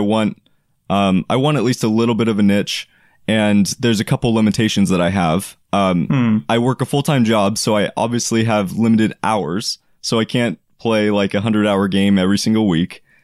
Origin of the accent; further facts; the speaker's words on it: Oregon, United States; I am from Oregon